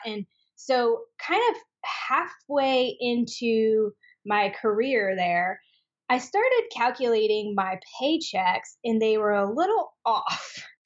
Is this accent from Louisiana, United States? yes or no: no; Spokane, Washington, United States; moved away as an adult; now in Austin, United States; I am from Spokane, Washington.